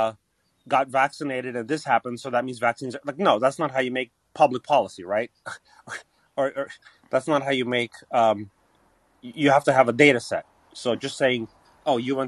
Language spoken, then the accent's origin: English; Canada; Growing up in Canada, I'm as progressive and as lefty as they come